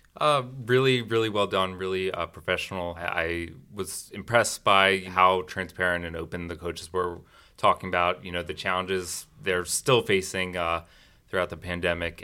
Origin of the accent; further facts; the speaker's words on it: Maryland, United States; moved away as an adult; also born or lived in Hanover, Pennsylvania; But I am originally from Maryland.